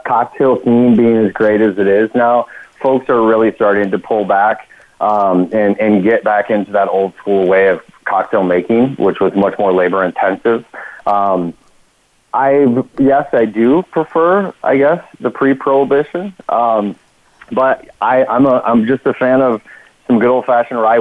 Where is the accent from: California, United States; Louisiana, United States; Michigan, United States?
Michigan, United States; Grand Rapids; now in Charlotte, United States; I live in Charlotte, North Carolina, but I'm calling from Grand Rapids, Michigan, my hometown